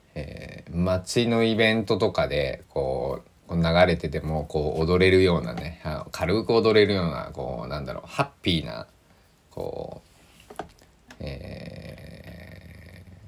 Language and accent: Japanese; Kochi, Japan; moved away; also born or lived in Susaki, Kochi; 高知県なんか僕の生まれ育ったところは